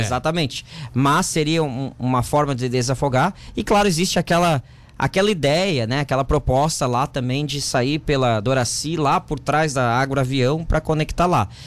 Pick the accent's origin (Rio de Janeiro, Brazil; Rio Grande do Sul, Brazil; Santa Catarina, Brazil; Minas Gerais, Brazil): Santa Catarina, Brazil; Santa Rosa de Lima; also born or lived in Capivari; eu sou natural, eu nasci em Santa Rosa